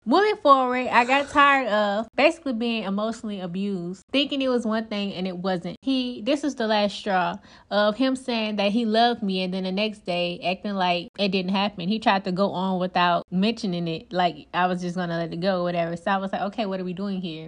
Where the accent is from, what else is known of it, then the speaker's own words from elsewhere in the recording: Louisiana, United States; moved away as an adult; now in New Jersey, United States; I'm originally from Louisiana